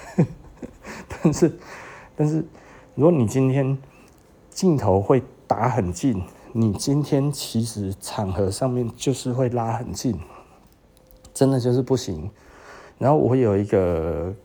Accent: Taiwan; 就我们台湾人不太想要被人呃尊重吗？

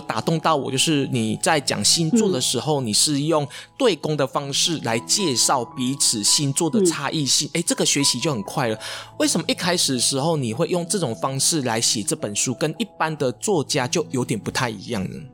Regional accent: Taiwan; 我们东方人，甚至我们台湾人

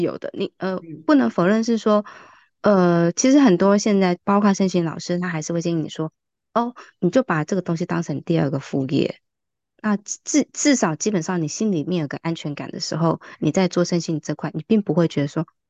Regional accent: Kaohsiung, Taiwan; moved away as an adult; now in Taipei, Taiwan; 虽然我也是高雄人

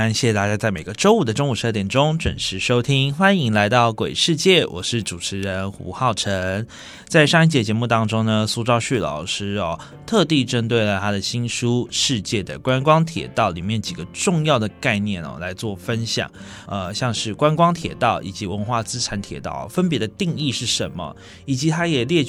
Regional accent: Taiwan; 那现在回到我们的故乡台湾好了

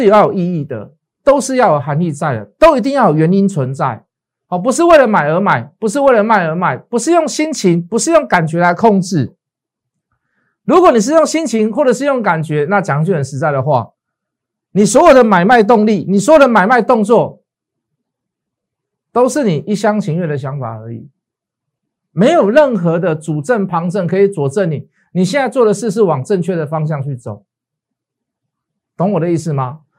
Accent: Taiwan; born there; 但是很庆幸我们生在台湾呐，哦，这个把我们的这个这个病毒啊拒于国门之外

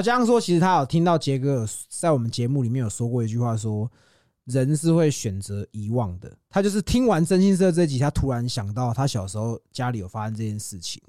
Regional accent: Yonghe, New Taipei, Taiwan; also born or lived in Zhonghe, New Taipei; 我也是中永和人啊。哦。我在永和长大，后来我也搬去中和住，啊，我现在又回来永和啊

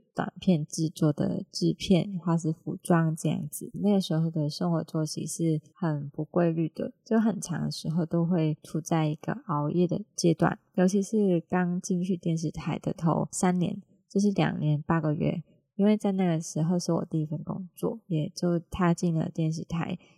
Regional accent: Hong Kong; now in Taiwan; 我是香港人嘛

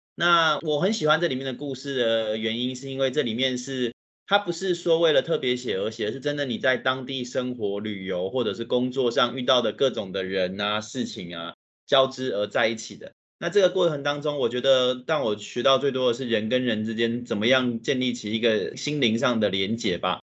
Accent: Taiwan; 我的家乡台湾

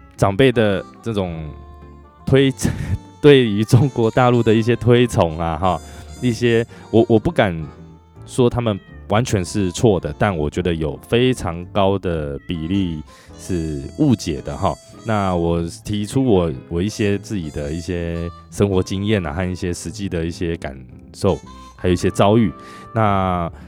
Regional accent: Taiwan; 对于我们一个台湾人来讲

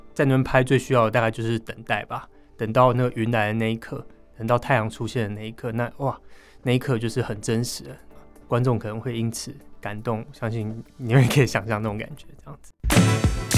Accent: Taipei, Taiwan; 我自己算在北投长大

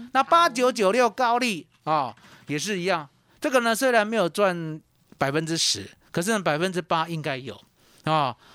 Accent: Yonghe, New Taipei, Taiwan; moved away; also born or lived in Kaohsiung; 我是台北来的，对。哦，新北永和

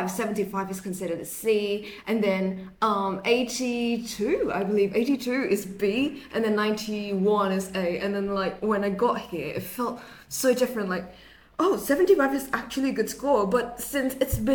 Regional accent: Indonesia; English is a second language; now in Taiwan

